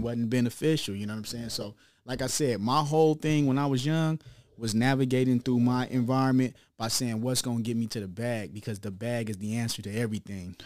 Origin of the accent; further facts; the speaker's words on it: Long Beach, California, United States; also born or lived in Chicago; I'm really raised in Long Beach